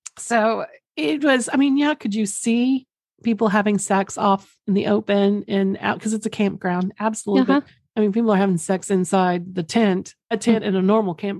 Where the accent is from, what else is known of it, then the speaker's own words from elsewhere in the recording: Oklahoma, United States; Mine only comes out because I'm from Oklahoma. So mine, mine only comes out when I say Oklahoma or if I'm drinking or really sleepy.